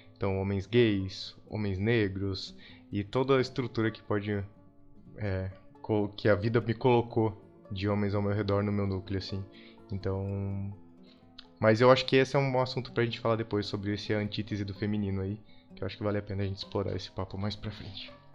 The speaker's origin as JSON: {"language": "Portuguese", "town": "Blumenau", "region": "Santa Catarina", "country": "Brazil", "moved": "yes", "lives_now": "São Paulo, Brazil", "said": "Eu sou de Santa Catarina, eu sou de Blumenau, uma cidade que tende a ser muito é, tradicional"}